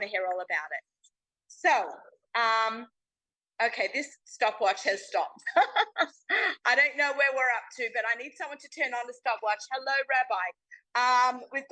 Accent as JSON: {"language": "English", "town": "Sydney", "region": "New South Wales", "country": "Australia", "tie": "born or raised there", "moved": "yes", "said": "I'm down under now in my hometown. This is, I think, our first really big show that I'm doing from Sydney, Australia"}